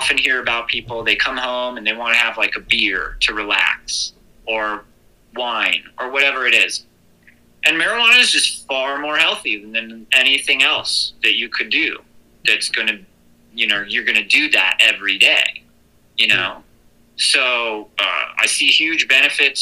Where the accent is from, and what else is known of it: United States